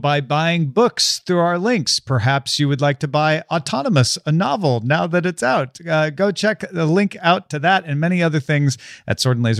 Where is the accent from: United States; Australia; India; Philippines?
United States; Illinois; I grew up on student trips to Cahokia Mounds I grew up in Southern Illinois